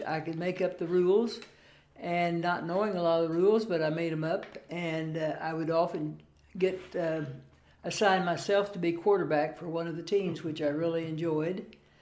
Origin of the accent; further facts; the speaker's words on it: Lebanon, Missouri, United States; My hometown of Lebanon, Missouri, has 15,000 friendly folks